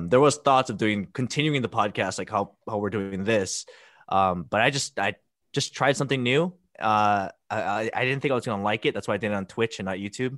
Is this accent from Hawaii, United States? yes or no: yes; Hilo, Hawaii, United States; Hilo, Big Island